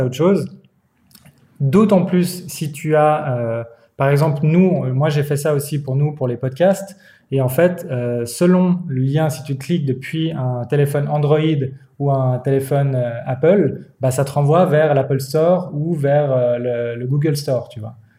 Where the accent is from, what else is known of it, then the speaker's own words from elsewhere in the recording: Switzerland; en tant que Suisse